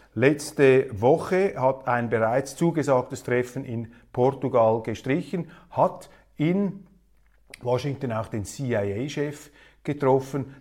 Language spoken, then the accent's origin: German; Switzerland; als Schweizer